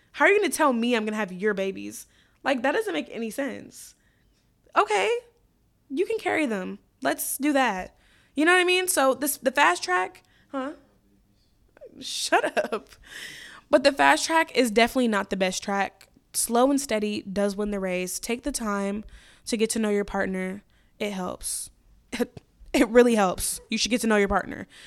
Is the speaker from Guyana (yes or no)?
no; United States; as an American woman